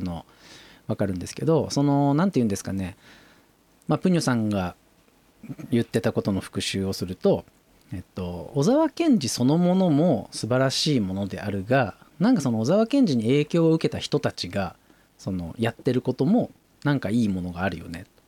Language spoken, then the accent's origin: Japanese; Nagoya, Aichi, Japan; 名古屋生まれ名古屋育ちなんで、まあ、喫茶王国ですよね僕の身近は